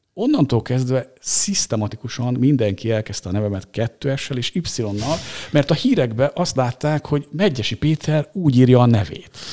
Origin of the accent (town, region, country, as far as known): Maroslele, Csongrád-Csanád, Hungary; also born or lived in Szeged